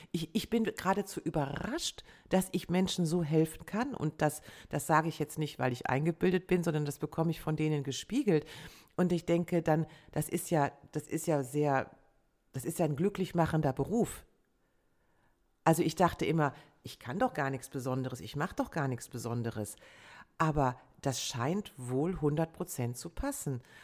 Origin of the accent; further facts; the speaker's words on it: Rhineland, Germany; als Rheinländerin mit preußischem mit preußischer Disziplin